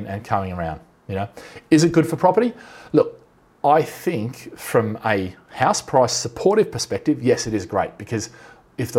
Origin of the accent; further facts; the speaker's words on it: Australia; now in London, United Kingdom; I'm Aussie